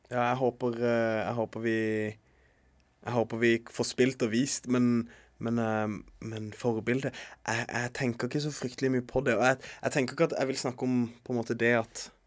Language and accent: Norwegian; Norway; det å være her der jeg vokste opp